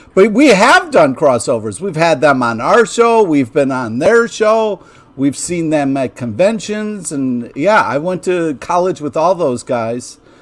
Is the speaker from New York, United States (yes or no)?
yes; Rochester, New York, United States; growing up in Rochester